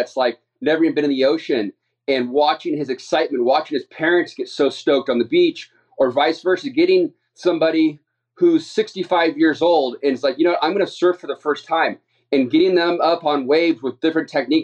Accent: San Clemente, California, United States; I am from San Clemente, California

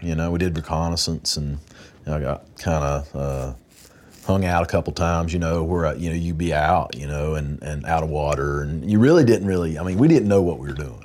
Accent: Wilkes County, North Carolina, United States; I'm from Wilkes County, right here

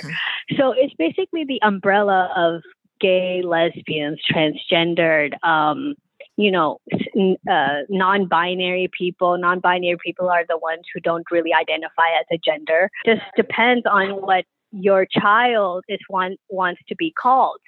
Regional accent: Pakistan; being a Pakistani

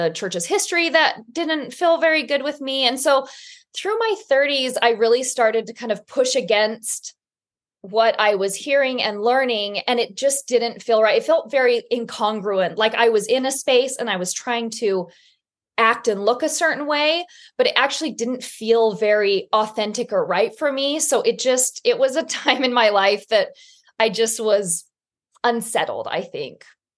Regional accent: Utah, United States; moved away as an adult; I was born and raised in Utah in a very, very Orthodox Mormon community.

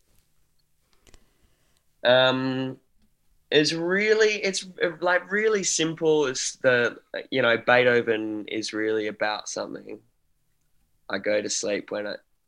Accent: Australia

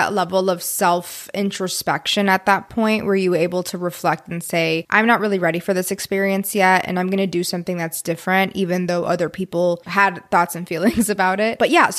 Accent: Texas, United States; I'm your host … proud Texas Latina, daughter of immigrants

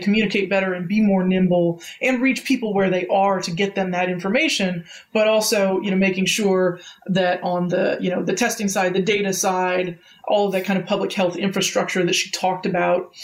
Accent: Sacramento, California, United States; I grew up in Sacramento

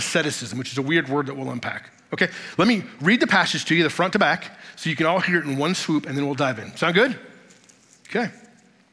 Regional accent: Woodbridge, Virginia, United States; I was raised in Virginia, specifically in Northern Virginia, suburb of Washington, D.C., a little town called Woodbridge

